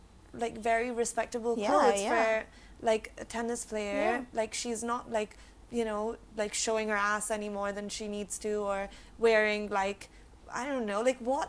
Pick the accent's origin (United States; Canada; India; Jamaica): India